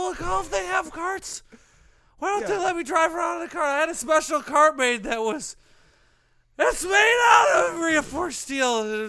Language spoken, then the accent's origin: English; Texas, United States; accent: Southern; Yeah, can't you tell by my accent? My home is in Texas.